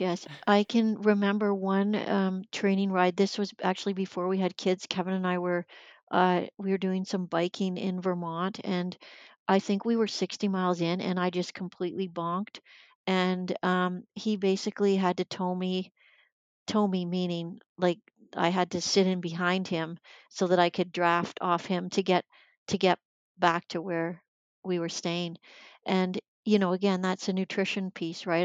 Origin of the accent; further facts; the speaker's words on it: Sarnia, Ontario, Canada; I grew up in Sarnia, Ontario